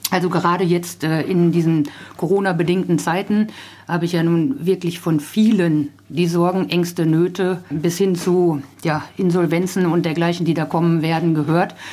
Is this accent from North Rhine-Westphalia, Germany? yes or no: yes; Lippe, North Rhine-Westphalia, Germany; Also ich bringe es auch überall an wo ich herkomme, versuche das auch in jeder Rede irgendwo mit unterzubringen.